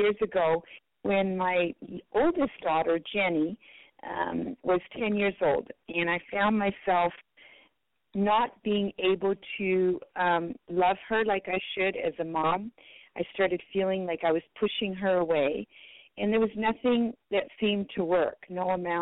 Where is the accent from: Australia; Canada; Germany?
Canada; Manitoba; first language French; English is a second language; also born or lived in Belgium; at my age of 8, we immigrated from Belgium to Canada, and I had to leave my grandparents behind.